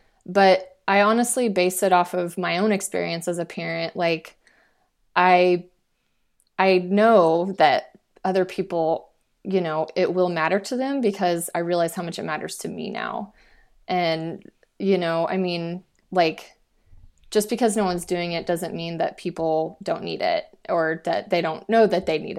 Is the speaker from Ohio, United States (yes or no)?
no; Fort Worth, Texas, United States; So I'm from Fort Worth and I, you know, I have a lot more connections kind of in that area.